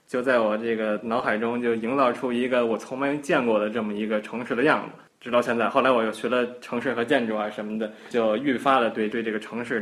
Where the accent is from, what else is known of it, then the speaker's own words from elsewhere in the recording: Beijing, China; also born or lived in United States; 从小一直住在胡同，然后一直住到现在，变化其实还是很大的。因为之前我也在美国留学嘛。